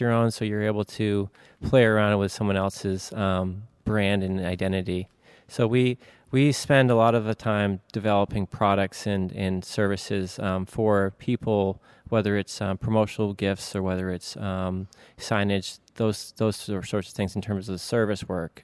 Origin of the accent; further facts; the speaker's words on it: Maine, United States; also born or lived in Savannah, Georgia; I'm from Maine